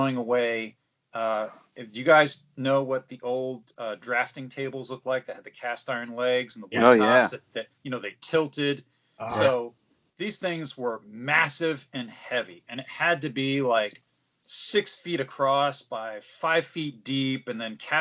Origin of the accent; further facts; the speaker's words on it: Morristown, New Jersey, United States; I grew up in Morristown, New Jersey, and there was a Big Garbage Day. There isn't where I live now